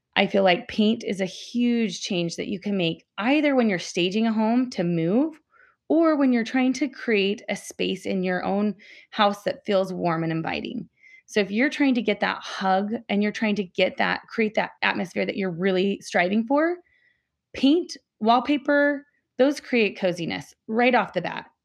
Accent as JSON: {"language": "English", "town": "Salt Lake City", "region": "Utah", "country": "United States", "said": "I'm from Salt Lake City"}